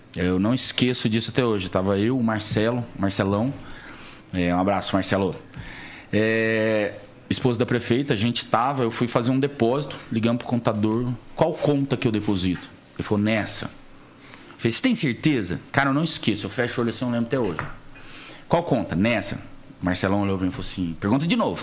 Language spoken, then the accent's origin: Portuguese; Alfenas, Minas Gerais, Brazil; moved away; nascido e criado em Alfenas, sul de Minas